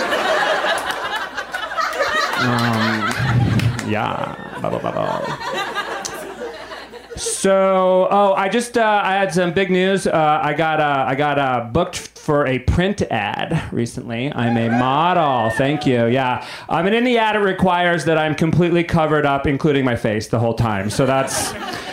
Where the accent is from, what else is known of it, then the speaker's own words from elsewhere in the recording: New England, United States; moved away; I'm from New England